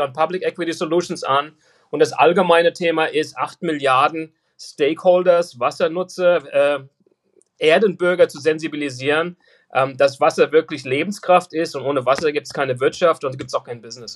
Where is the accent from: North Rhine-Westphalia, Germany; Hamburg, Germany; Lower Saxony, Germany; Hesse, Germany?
Hesse, Germany; Frankfurt; moved away as an adult; now in United States; Ich bin äh, ein, ein gebürtiger Frankfurter, 1964 geboren in Frankfurt. Bin dann 1996 ausgewandert nach Amerika